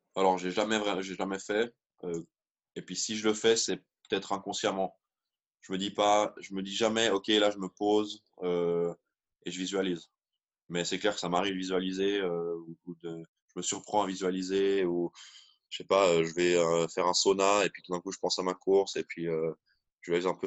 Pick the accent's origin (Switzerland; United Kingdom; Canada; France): Switzerland; en tant que petit Suisse